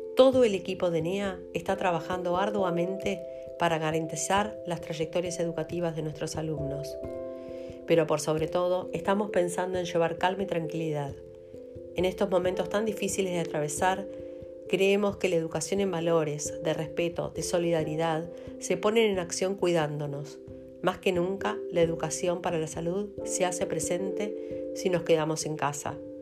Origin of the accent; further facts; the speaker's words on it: Argentina; como argentinos